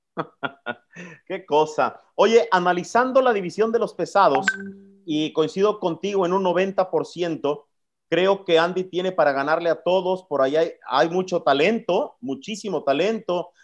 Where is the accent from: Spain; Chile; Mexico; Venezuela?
Mexico; como mexicano